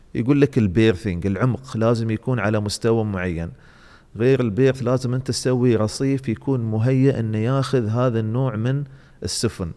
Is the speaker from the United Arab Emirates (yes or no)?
yes; Dubai, United Arab Emirates; عندنا في دبي